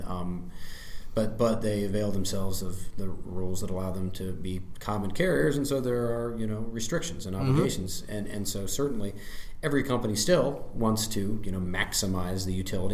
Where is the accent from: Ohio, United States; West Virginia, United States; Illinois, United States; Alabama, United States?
Ohio, United States; as an Ohioan or as an American and as a business person here